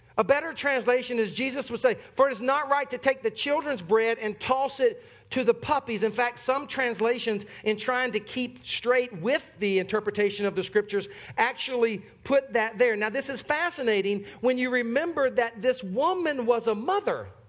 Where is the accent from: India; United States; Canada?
United States; Sumter, South Carolina; moved away; I am from Sumter, South Carolina.